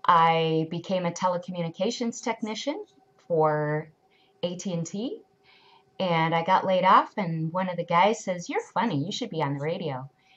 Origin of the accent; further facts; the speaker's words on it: Chicago, Illinois, United States; also born or lived in Burnsville, Minnesota; But I was actually from the Chicago area, then traveled around the world with my parents and wound up in Burnsville, Minnesota, and went to high school there.